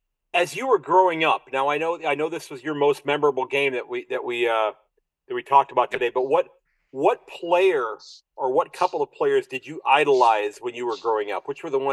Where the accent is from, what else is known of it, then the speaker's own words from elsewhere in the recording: United States; I'm this American who's fallen in love with your game.